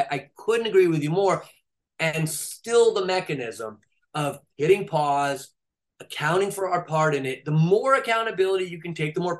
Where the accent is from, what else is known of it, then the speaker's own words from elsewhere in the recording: California, United States; I'm from California, they're right down the road from you